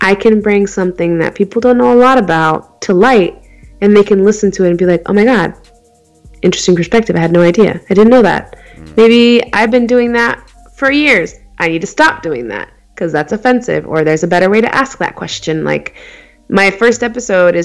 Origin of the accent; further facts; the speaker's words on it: Phoenix, Arizona, United States; I was born and raised in Phoenix, Arizona. I've never really been anywhere else